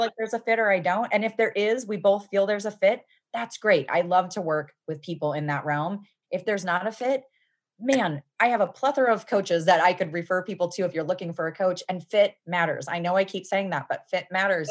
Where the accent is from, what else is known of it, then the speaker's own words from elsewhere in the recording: Midwest, United States; moved away as an adult; also born or lived in Seattle / Cincinnati, Ohio; I was from the Midwest. I was living in Seattle